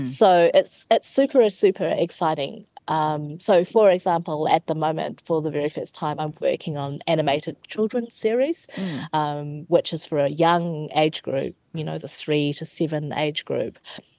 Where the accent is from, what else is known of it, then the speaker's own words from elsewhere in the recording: New Zealand; specifically to growing up in New Zealand.